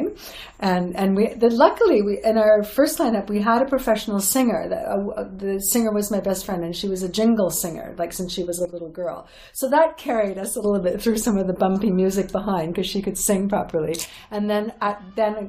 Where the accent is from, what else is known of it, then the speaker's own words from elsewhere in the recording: Toronto, Ontario, Canada; We're from Canada, from Toronto